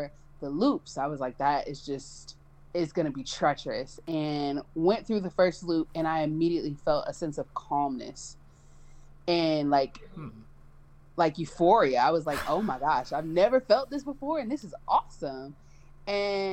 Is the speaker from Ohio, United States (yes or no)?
yes; Cleveland, Ohio, United States; I'm originally from Cleveland, Ohio